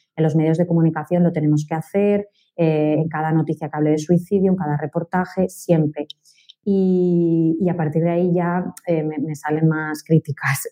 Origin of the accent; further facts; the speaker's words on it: Valencia, Valencian Community, Spain; yo soy de Valencia